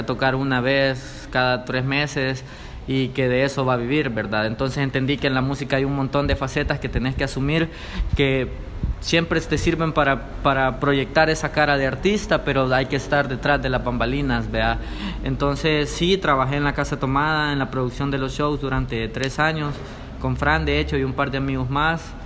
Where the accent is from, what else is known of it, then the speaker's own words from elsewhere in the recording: El Salvador; soy un rapero salvadoreño